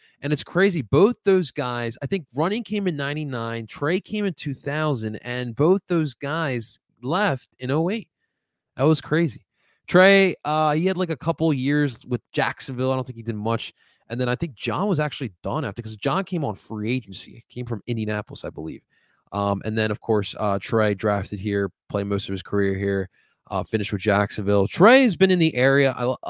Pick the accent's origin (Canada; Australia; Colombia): Colombia; Growing up in Colombia, my family would always get me into soccer.